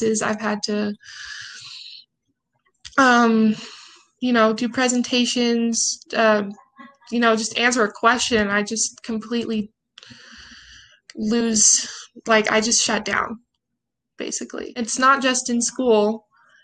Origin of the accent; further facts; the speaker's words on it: Provo, Utah, United States; also born or lived in Salt Lake City, Utah; I grew up in Provo. I moved to Salt Lake when I was 13